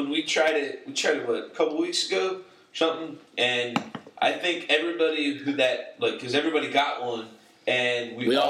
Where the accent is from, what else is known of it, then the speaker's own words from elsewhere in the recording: California, United States; I'm from California, so I'm a true Warrior fan.